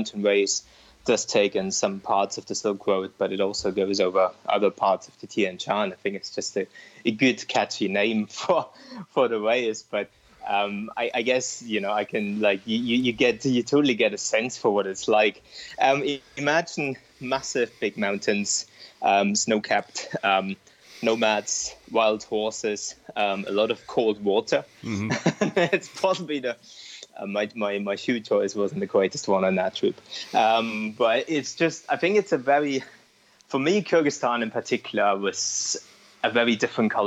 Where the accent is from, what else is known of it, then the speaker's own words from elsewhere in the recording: East Germany, Germany; moved away as an adult; now in Edinburgh, United Kingdom; I grew up in East Germany and I speak Russian, not great any longer.